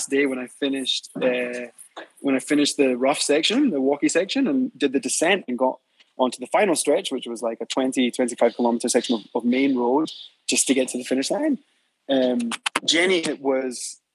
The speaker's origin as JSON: {"language": "English", "region": "Scotland", "country": "United Kingdom", "also_born_or_lived": "west coast of Canada", "moved": "yes", "lives_now": "Mexico City, Mexico", "said": "I was from Scotland, but I lived on the west coast of Canada"}